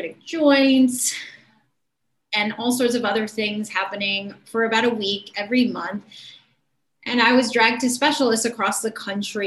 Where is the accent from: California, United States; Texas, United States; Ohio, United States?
Ohio, United States; Cleveland; in my hometown. And back then in Cleveland, Ohio